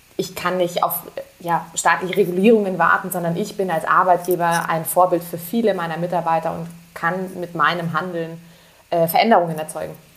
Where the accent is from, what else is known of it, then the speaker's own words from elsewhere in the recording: Munich, Bavaria, Germany; ich bin Münchnerin